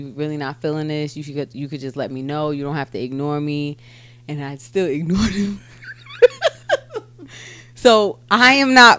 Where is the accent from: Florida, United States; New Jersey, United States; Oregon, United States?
New Jersey, United States; I'm from Jersey